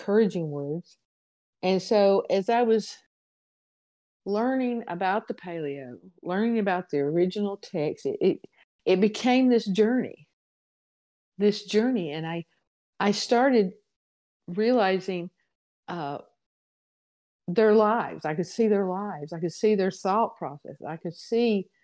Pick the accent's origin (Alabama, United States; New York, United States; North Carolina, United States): Alabama, United States; I'm from Alabama, and probably people who would postulate that I have yet to speak English